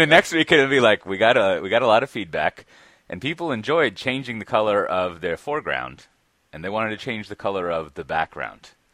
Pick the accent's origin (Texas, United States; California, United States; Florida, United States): Texas, United States; Austin; I'm from Austin